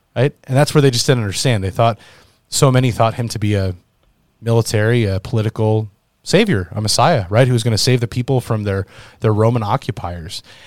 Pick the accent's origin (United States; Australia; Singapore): United States; especially as American citizens of the United States